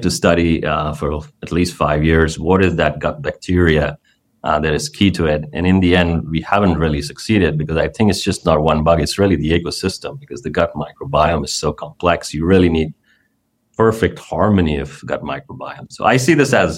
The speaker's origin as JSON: {"language": "English", "country": "India", "tie": "born or raised there", "moved": "yes", "said": "growing up in India"}